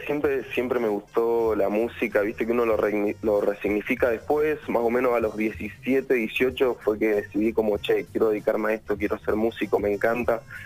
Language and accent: Spanish; Luján de Cuyo, Mendoza, Argentina; Somos de Mendoza, Luján de Cuyo